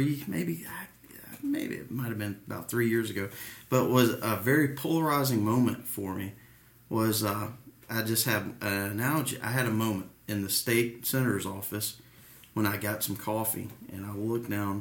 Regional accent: United States; I grew up in DeKalb County firehouses

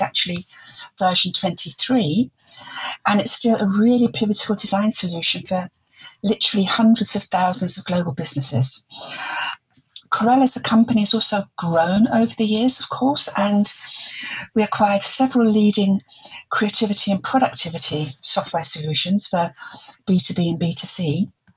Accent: London, United Kingdom; moved away as an adult; also born or lived in Germany / Netherlands; I'm originally from the East End of London

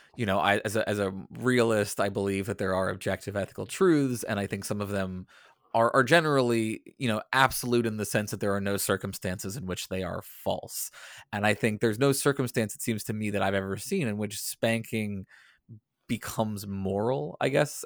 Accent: the South, United States; growing up in the South

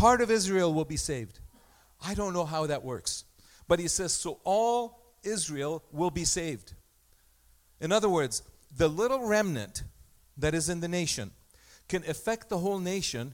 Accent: Egypt; also born or lived in Armenia (ancestry); now in Canada; I was born in Egypt. Egypt is my mother land.

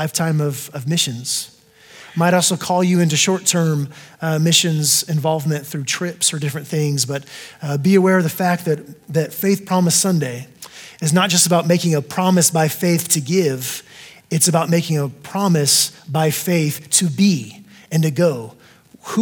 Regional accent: Texas, United States; also born or lived in El Paso, Texas; I am from Texas as well originally

